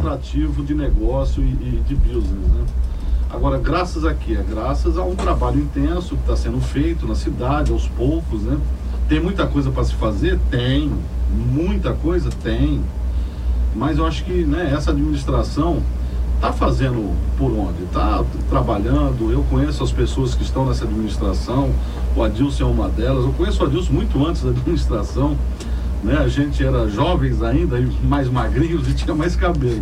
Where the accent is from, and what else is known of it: Guarujá, São Paulo, Brazil; born or raised there; also born or lived in Araçatuba; now in Santos, Brazil